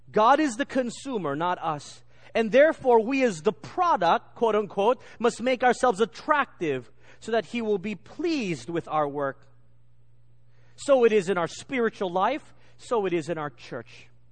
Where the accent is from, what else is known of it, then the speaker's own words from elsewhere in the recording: England, United Kingdom; accent: English; my English accent